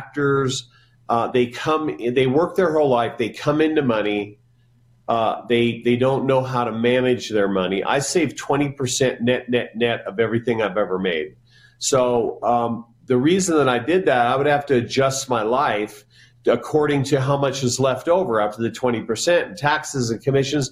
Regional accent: Jerome, Idaho, United States; now in Wyoming, United States; where I grew up in Jerome, Idaho

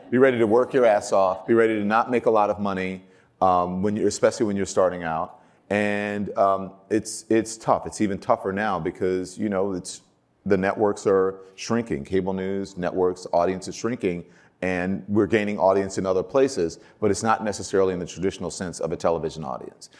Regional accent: Baton Rouge, Louisiana, United States; moved away as an adult; now in New York City, United States; I grew up in Baton Rouge, Louisiana

